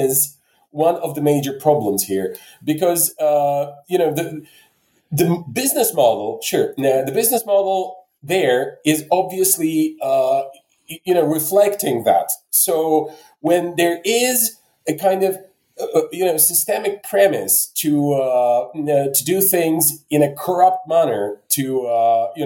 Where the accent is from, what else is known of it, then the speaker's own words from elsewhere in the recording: Bulgaria; now in Poland; I'm originally from Bulgaria. Now I live in Poland